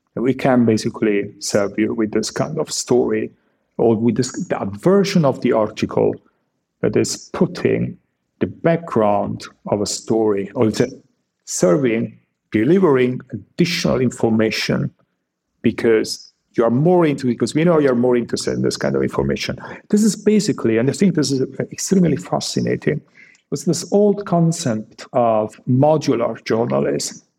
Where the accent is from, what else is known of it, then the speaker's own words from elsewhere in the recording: Italy; now in Germany; I was born in Italy